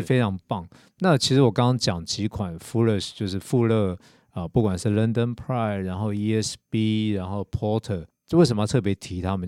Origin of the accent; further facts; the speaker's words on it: Taiwan; 我们台湾人喜欢吃甜